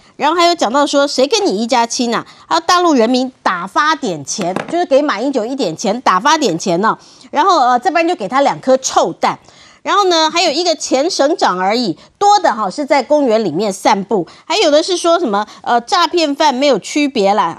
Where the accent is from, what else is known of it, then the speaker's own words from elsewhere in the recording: Taiwan; 我们台湾人